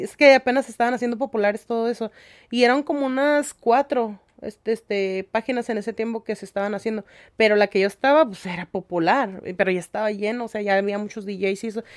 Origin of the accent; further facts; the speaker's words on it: Ensenada, Baja California, Mexico; yo nací aquí, mis papás, este, pues mi mamá es de Zacatecas y mi papá es de Michoacán